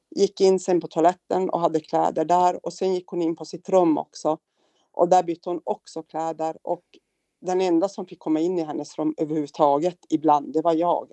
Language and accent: Swedish; Kiruna, Norrbotten County, Sweden; also born or lived in Piteå; now in Luleå, Sweden; Född och uppvuxen i Kiruna, av mm. alla ställen